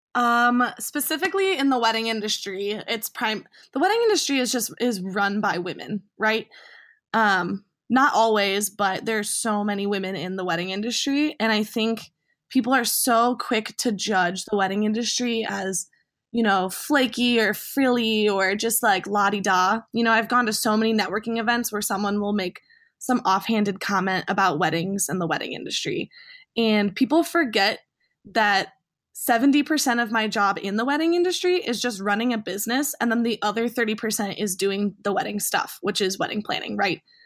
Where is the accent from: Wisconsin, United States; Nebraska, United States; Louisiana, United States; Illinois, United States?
Illinois, United States; a suburb of Chicago; my hometown, a suburb of Chicago